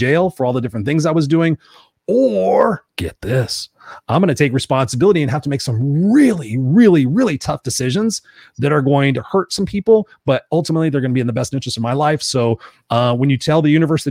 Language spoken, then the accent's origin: English; Inglewood, California, United States; I grew up in Inglewood, California, Los Angeles, California